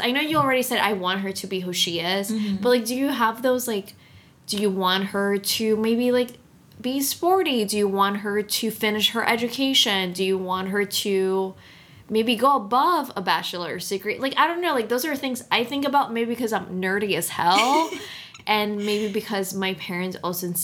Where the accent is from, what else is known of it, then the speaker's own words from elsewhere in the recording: Dominican Republic; moved away; I grew up in Dominican Republic